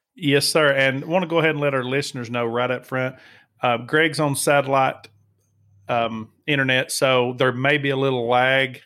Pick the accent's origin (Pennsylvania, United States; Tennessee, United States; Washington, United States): Tennessee, United States; I grew up in the South myself, uh, as you know, I'm from Tennessee, and I grew up hunting bob whites